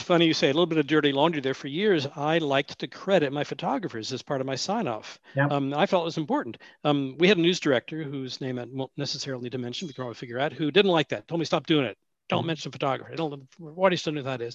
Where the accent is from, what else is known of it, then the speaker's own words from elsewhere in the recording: Washington, District of Columbia, United States; moved away as an adult; also born or lived in Illinois / Sioux Falls, South Dakota; now in Portland, United States; I grew up in Washington, D.C., and then came out to uh, Oregon in 1974 to go to Reed College